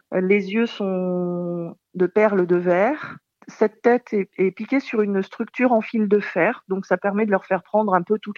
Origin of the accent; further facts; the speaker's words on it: Nouvelle-Aquitaine, France; je viens du Périgord, du Périgord noir euh, plus exactement, dans le sud-ouest de la France.